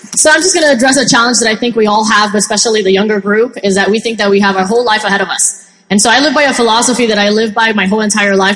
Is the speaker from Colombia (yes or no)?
yes; Colombia; now in United States; I'm originally from Colombia and my mom actually did, you know, Avon there and did very well